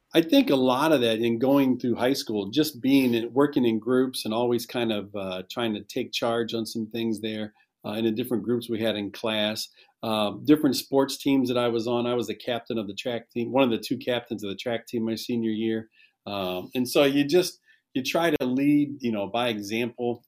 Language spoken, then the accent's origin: English; Shelby, Ohio, United States; I, I, actually graduated from Shelby. This is my hometown